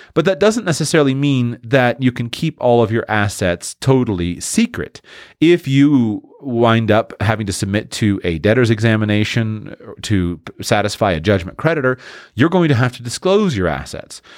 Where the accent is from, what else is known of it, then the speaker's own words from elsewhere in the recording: Florida, United States; I'm from Florida